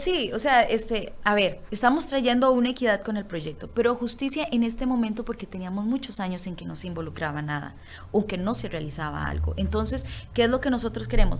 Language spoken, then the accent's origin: Spanish; Costa Rica; nosotros como costarricenses